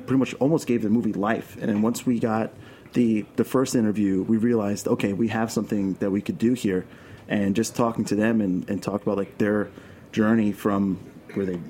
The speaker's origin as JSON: {"language": "English", "town": "New York City", "region": "New York", "country": "United States", "tie": "born or raised there", "accent": "Brooklyn", "said": "I'm born and raised in Queens"}